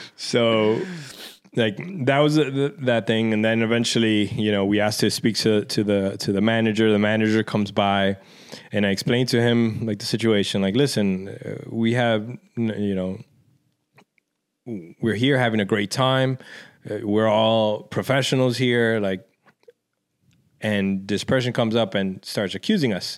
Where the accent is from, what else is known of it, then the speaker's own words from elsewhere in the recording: New York City, New York, United States; growing up in Washington Heights